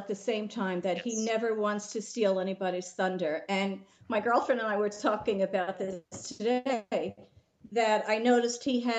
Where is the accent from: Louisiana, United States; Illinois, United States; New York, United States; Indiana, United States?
New York, United States; Bronxville; Hi, Jesse. … I'm from Bronxville, New York, and I am a … fan extraordinaire.